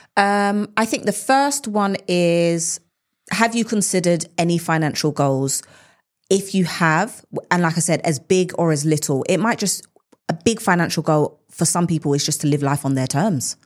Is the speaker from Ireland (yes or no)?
no; United Kingdom; us as British individuals